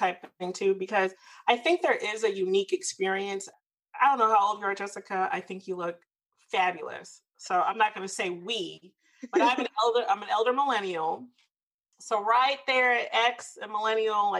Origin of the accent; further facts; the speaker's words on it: the South, United States; I'm from the South